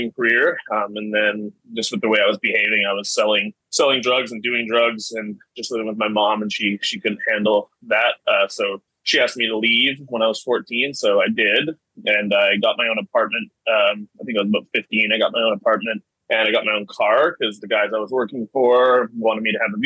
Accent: Vancouver, British Columbia, Canada; I was born in Vancouver, Canada. My parents got divorced when I was 7. So I was just raised by my mom after

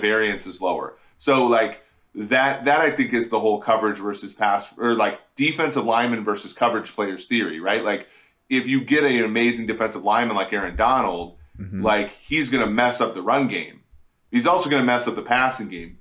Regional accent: Minnesota, United States; when I was young and I, I was growing up in Minnesota

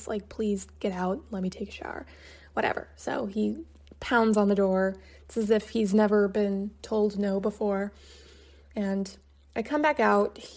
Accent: Kansas, United States; moved away as an adult; also born or lived in New York; I was from Kansas

